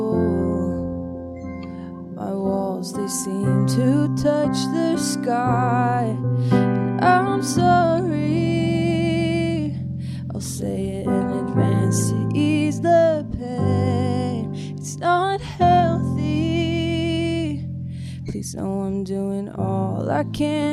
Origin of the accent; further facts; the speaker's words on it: Stockholm, Stockholm County, Sweden; moved away as an adult; So I am from Stockholm, Sweden, and I recently moved here about a year and a half ago